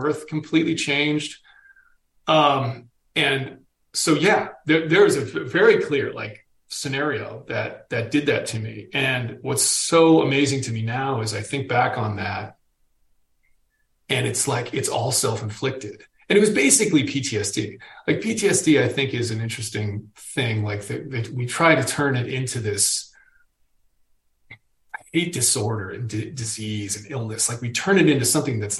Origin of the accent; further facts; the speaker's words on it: Boston, Massachusetts, United States; I'm a Boston dude